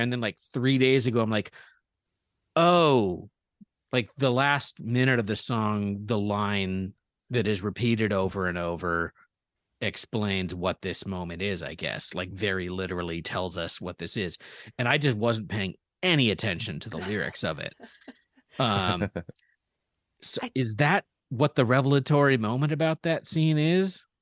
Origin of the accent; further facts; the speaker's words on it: United States; as an American